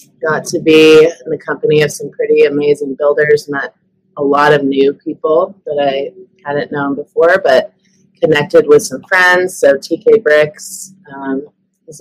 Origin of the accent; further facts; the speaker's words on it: Oregon, United States; I'm from Oregon.